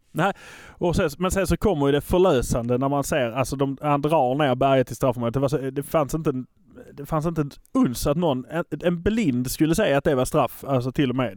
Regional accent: Malmö, Skåne, Sweden; vi är från Malmö

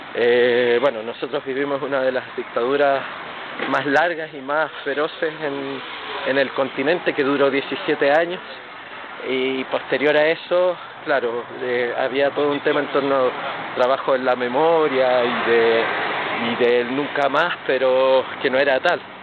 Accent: Chile; soy chileno, mestizo

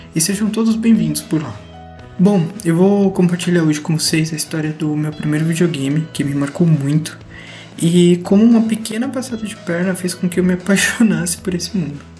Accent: São Paulo, Brazil; Eu sou de São Paulo

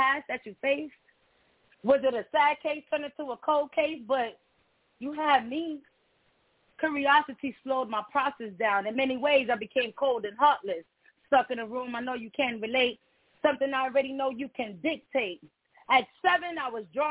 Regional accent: New York City, New York, United States; first language Spanish; English is a second language; now in Atlanta, United States; Growing up in Brownsville

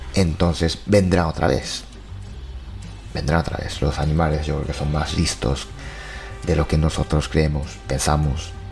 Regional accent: Japan; mi pueblo ya es así, hay cada año pues cartel, ¿no? Cartel de cuidado con osos

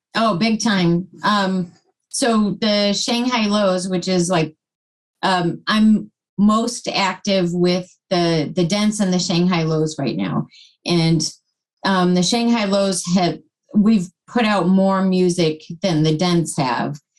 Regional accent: Plymouth, Massachusetts, United States; In Plymouth

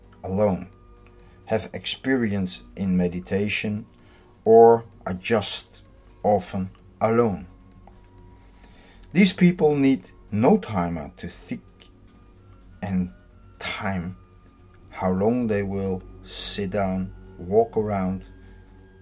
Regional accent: Netherlands; I'm from the Netherlands.

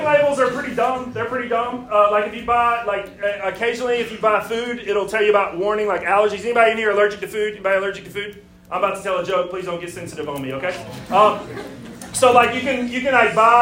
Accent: Alabama, United States; moved away as an adult; now in Greenville, South Carolina, United States; I'm from Alabama, so I moved up here from God's country.

